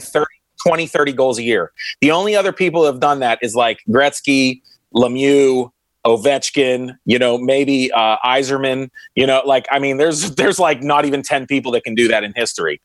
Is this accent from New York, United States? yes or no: no; Pittsburgh, Pennsylvania, United States; I'm from Pittsburgh